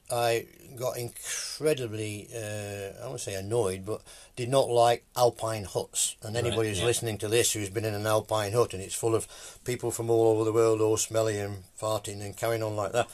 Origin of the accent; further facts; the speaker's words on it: England, United Kingdom; accent: English; moved away as an adult; also born or lived in Scotland; now in Roybridge, United Kingdom; I never lost my English accent, albeit my father was Irish